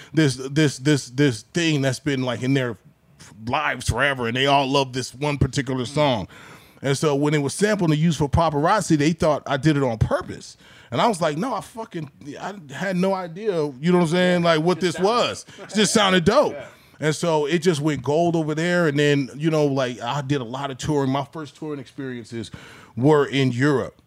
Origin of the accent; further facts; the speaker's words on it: Southern California, United States; coming from Southern California